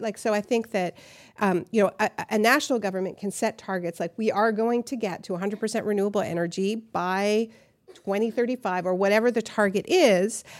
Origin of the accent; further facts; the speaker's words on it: Canada; now in New York, United States; I'm from Canada, we're from New France